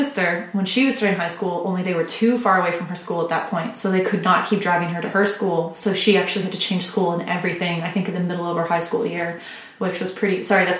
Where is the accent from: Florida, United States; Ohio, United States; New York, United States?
Florida, United States; also born or lived in Virginia; I was born in Virginia, but I'm from Florida.